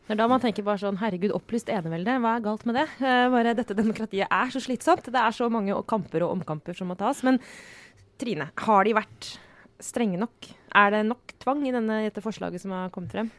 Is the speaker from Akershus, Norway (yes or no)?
yes; Skjetten, Akershus, Norway; moved away; Jeg er fra Skjetten, som ligger i Skedsmo kommune